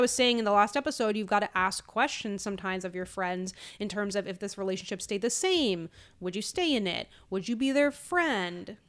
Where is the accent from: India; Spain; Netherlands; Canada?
Canada; Newfoundland and Labrador; moved away; growing up in Newfoundland